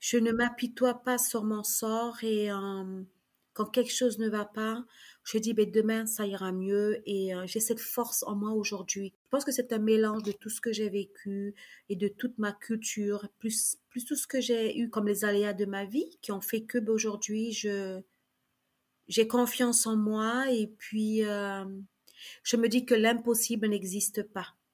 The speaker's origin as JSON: {"language": "French", "town": "Saint-Laurent-du-Maroni", "country": "French Guiana", "tie": "born or raised there", "first_language": "Kali'na", "second_language": "French", "said": "Donc j'ai fait mon école à Saint-Laurent-du-Maroni. Ma première langue c'était le Kalignatéléouyou et le néerlandais, puisque à Galibi c'était le néerlandais puisque c'est le Suriname."}